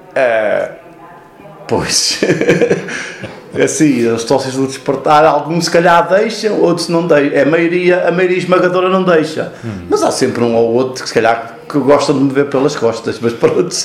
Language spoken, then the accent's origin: Portuguese; Manteigas, Centro, Portugal; moved away as an adult; also born or lived in Lisbon; now in Casal de Cambra, Portugal; Eu já nasci na freguesia de São Pedro